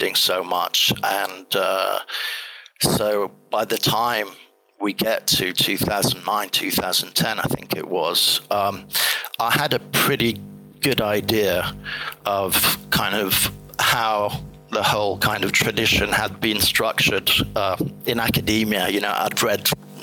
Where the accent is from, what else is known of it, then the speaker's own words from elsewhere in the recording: Italy; moved away as an adult; also born or lived in England; I'm half Italian, half English, but I grew up in Italy until I turned 18.